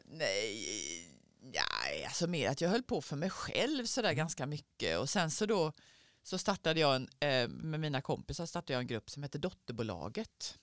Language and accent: Swedish; Skåne, Sweden; moved away as an adult; also born or lived in Gothenburg; now in Stockholm, Sweden; sen flyttade jag därifrån när jag var tio, när jag till Skåne